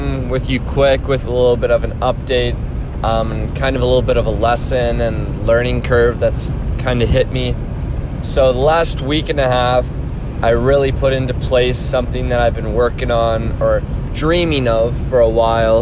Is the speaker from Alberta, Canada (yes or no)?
no; Orangeville, Ontario, Canada; my hometown, Orangeville